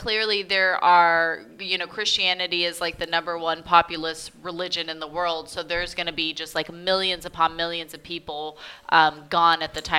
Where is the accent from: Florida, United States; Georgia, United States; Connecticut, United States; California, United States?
California, United States; Southern; We're from Southern California.